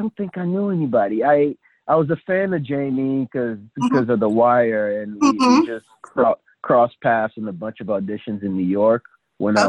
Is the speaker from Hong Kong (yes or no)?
no; Côte d’Ivoire; moved away; I'm from the Ivory Coast. It's a French-speaking